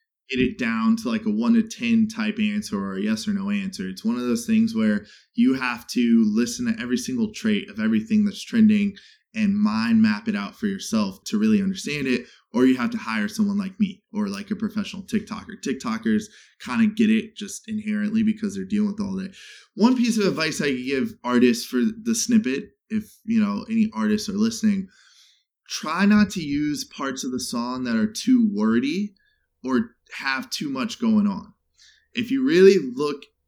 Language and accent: English; Chicago, Illinois, United States; now in Los Angeles, United States; growing up in Chicago, growing up in the Midwest